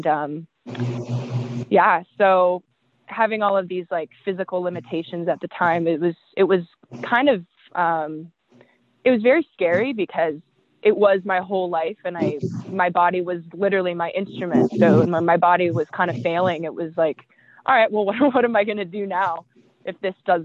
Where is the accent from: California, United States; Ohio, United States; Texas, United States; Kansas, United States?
California, United States; Riverside; now in Los Angeles, United States; I grew up in Riverside, California, which is about an hour and a half inland from LA.